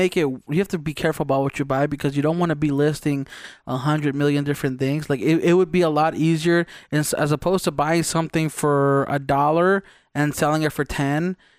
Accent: Mexico; first language Spanish; English is a second language

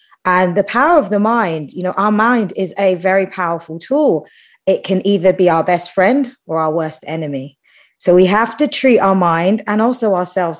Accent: United Kingdom; I'm British

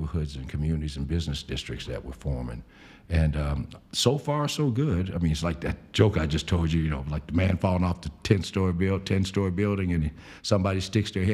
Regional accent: Spartanburg, South Carolina, United States; moved away as an adult; now in Columbia, United States; my sister and I desegregated our elementary school in Spartanburg, South Carolina

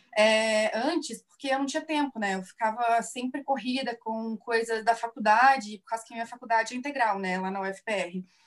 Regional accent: Divinópolis, Minas Gerais, Brazil; now in Curitiba, Brazil; eu sou mineira, eu sou de Divinópolis, Minas Gerais, mas eu já moro aqui em Curitiba já tem um tempo.

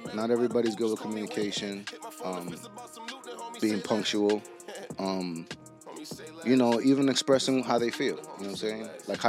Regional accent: Bonao, Monseñor Nouel, Dominican Republic; moved away; I'm from Bonao.

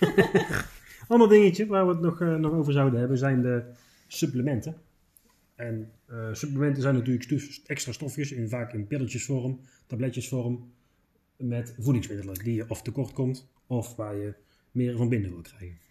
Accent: Netherlands; wij als Nederlanders

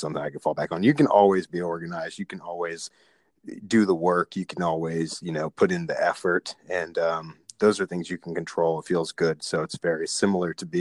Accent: Houston, Texas, United States; moved away as an adult; now in Florida, United States; I'm from Houston, Texas, went to law school out there, moved out here to Florida

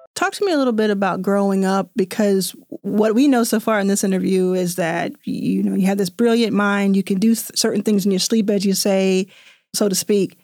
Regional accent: Dallas, Texas, United States; born or raised there; also born or lived in Jackson, Mississippi; now in Los Angeles, United States

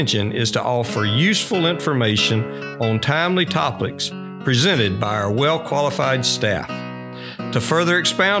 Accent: Dowling Park, Florida, United States; I grew up in Dowling Park, so the village has always been a part of my life

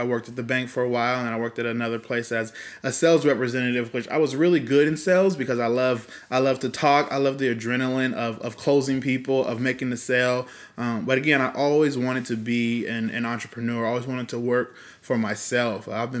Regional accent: Fresno, California, United States; So I am also 31 years old, yep. Born and raised in Fresno, Woo. California.

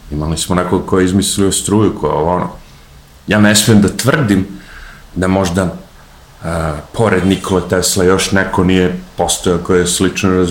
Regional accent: Serbia

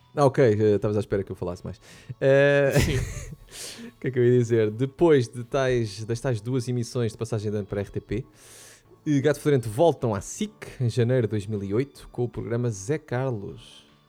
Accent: Portugal; como bons portugueses que somos e gostamos muito de nos queixar

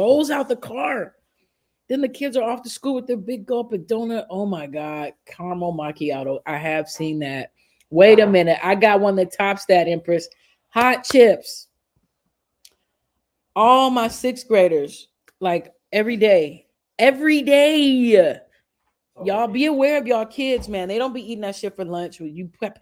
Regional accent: Chicago, Illinois, United States; moved away; also born or lived in Shreveport; I'm from Chicago. I've grown up through the system

